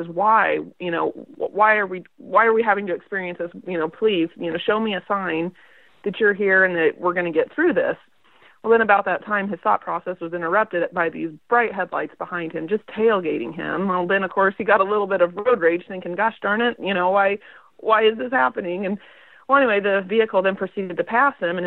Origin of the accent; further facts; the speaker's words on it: Nebraska, United States; moved away as an adult; now in Kansas, United States; I grew up in Nebraska. I was born and raised in a small town of about 600 people